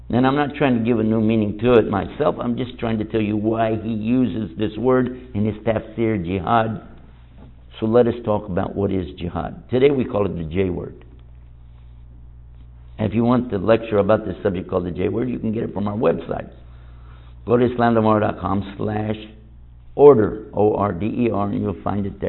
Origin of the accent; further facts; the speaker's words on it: Texas, United States; I'm from Texas. If you know my personality, I act like somebody from Texas. You know why? Because that's where I'm from.